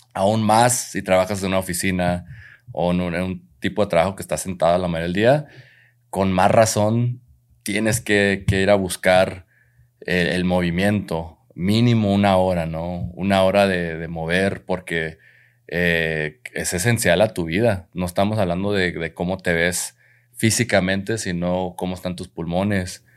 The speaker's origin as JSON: {"language": "Spanish", "country": "Mexico", "said": "en nuestra cultura como mexicanos hay muchas cosas muy, muy lindas de nuestra cultura"}